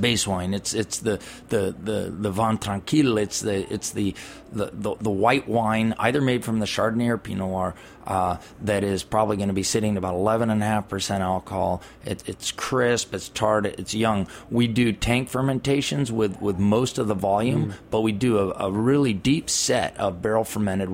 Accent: California, United States; I'm from California.

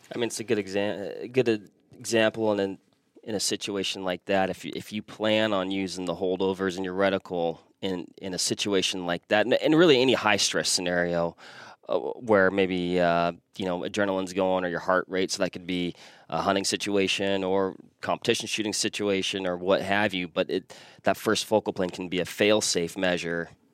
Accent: Washington, United States; moved away; born and raised Washington State. So I'm from the West Coast

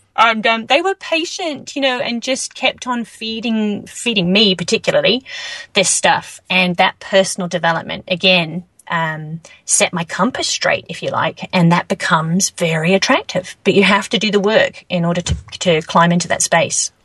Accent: England, United Kingdom; moved away as an adult; now in New Zealand; moving to New Zealand, you know, originally I'm from England

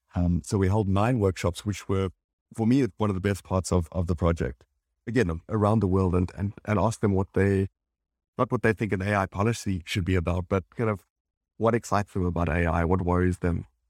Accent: South Africa; moved away as an adult; also born or lived in Johannesburg / London; I'm from South Africa and then in London

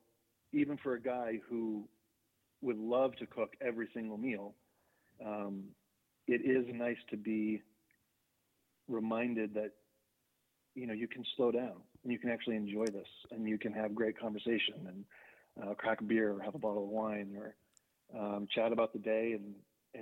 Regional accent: New England, United States; I grew up in New England also

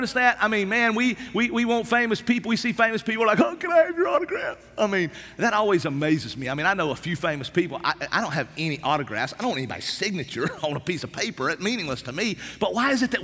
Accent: East Tennessee, United States; I grew up in East Tennessee. Man, I grew up in the Smoky Mountains

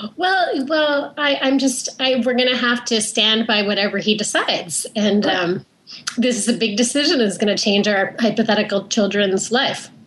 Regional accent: Canada; I grew up in Canada, so I went to camp just outside of Vancouver

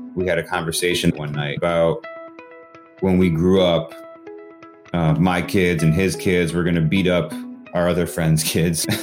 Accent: Connecticut, United States; I'm from Connecticut.

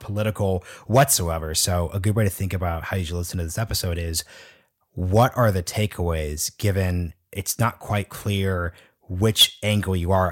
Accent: Oregon, United States; moved away as an adult; now in Washington, D.C., United States; I'm from Oregon. When we moved to D C in twenty ten

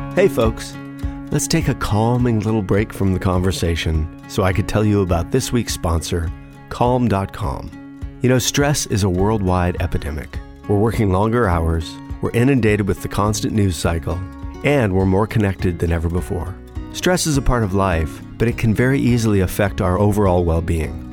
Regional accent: Los Angeles, California, United States; growing up in Los Angeles, which I did

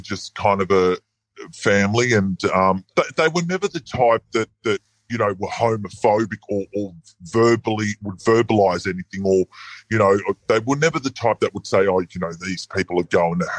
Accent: Sydney, New South Wales, Australia; born and bred in Sydney

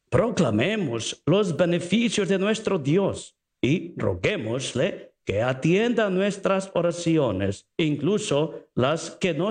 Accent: Mexico; ¿usted sabe mexicano? Mm, yo soy mexicano.

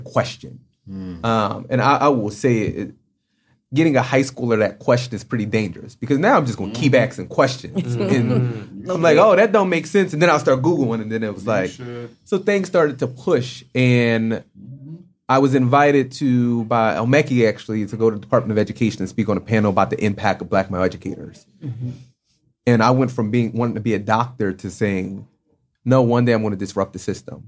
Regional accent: Philadelphia, Pennsylvania, United States; I'm from Southwest

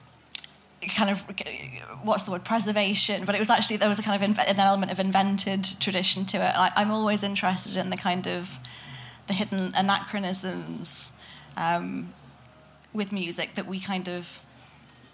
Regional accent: Manchester, North West England, United Kingdom; I'm from Manchester

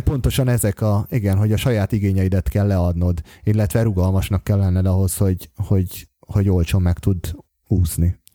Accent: Hungary; also born or lived in Bogotá, Colombia; Budapesten, mert hogy éppen magyar vagyok

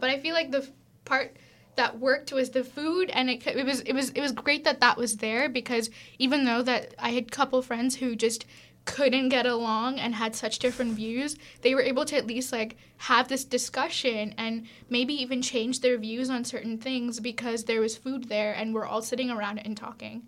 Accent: Tamil Nadu, India; moved away; also born or lived in Vienna; I'm from South India, I'm from Tamil

